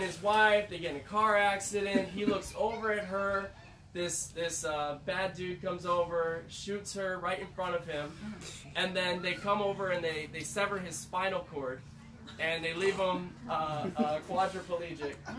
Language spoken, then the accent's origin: English; Syracuse, New York, United States; also born or lived in Chicago; I'm from New York, they're like, uh, so Manhattan or Brooklyn, no Syracuse